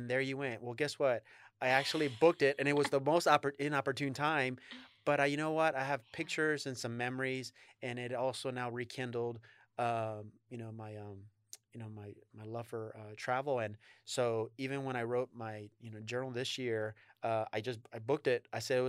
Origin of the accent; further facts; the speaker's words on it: Texas, United States; I'm originally from Texas